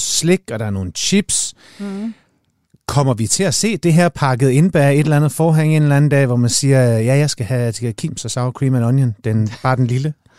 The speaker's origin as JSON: {"language": "Danish", "country": "Denmark", "said": "jeg er fra Jylland"}